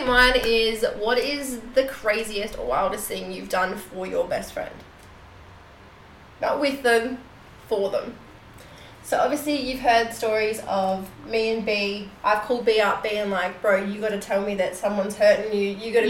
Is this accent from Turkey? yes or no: no; Seymour, Victoria, Australia; my hometown in Seymour